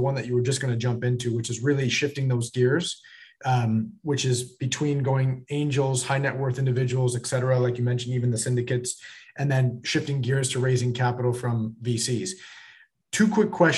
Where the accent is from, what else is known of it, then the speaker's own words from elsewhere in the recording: Buffalo, New York, United States; I'm from Buffalo, New York.